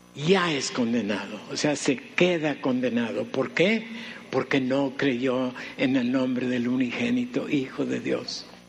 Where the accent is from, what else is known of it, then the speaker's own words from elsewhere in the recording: Mexicali, Baja California, Mexico; recién llegamos a la ciudad de Mexicali, yo tenía uh, iba a cumplir cuatro años